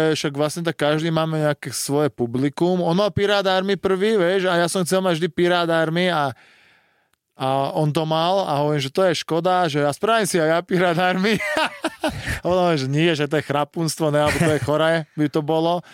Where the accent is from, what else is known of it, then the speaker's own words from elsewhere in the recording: Bratislava, Bratislava Region, Slovakia; doma v Bratislave